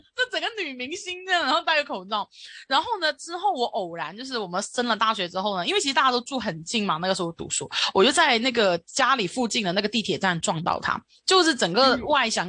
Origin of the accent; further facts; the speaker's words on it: Hong Kong; 我们香港这边